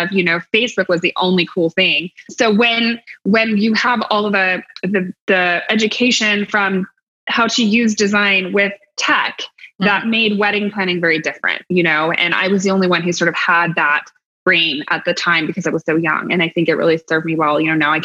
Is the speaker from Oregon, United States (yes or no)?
yes; Eugene, Oregon, United States; moved away as an adult; also born or lived in Portland, Oregon; I was just from Eugene